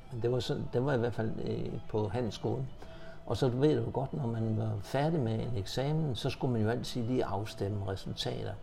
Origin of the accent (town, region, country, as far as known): Horsens, Central Denmark Region, Denmark; born or raised there; moved away as an adult; also born or lived in Valby, Copenhagen; now in Copenhagen, Denmark